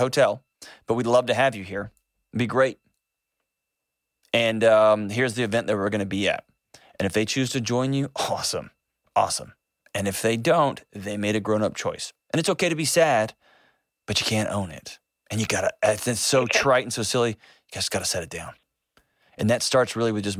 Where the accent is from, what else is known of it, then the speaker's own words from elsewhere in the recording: Texas, United States; I'm from Texas